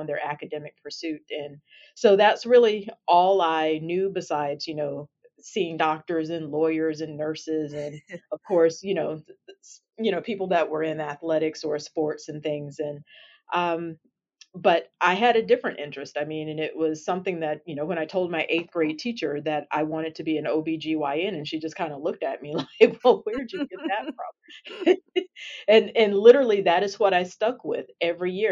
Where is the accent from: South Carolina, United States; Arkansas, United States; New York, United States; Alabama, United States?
Alabama, United States; I am a native from Alabama